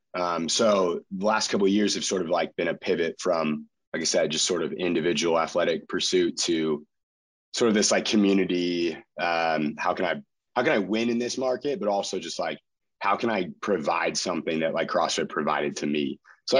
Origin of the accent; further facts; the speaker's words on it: Chico, California, United States; also born or lived in Utah; I moved back to my hometown of Chico.